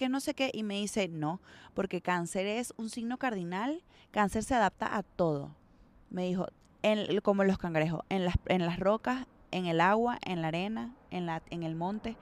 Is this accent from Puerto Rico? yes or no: no; Venezuela; moved away; vengo de Venezuela